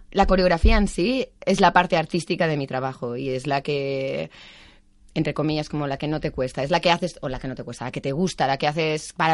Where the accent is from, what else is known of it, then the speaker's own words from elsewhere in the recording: Spain; moved away as an adult; also born or lived in Germany; de España